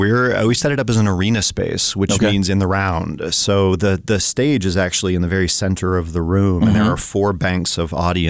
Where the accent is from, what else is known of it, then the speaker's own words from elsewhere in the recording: Tennessee, United States; also born or lived in Colorado / Louisville, Kentucky / New York / North Carolina; now in Missoula, United States; I moved here from Louisville, Kentucky. Before that, I spent some time in New York, but I've lived in North Carolina. I grew up in Tennessee, born in Colorado.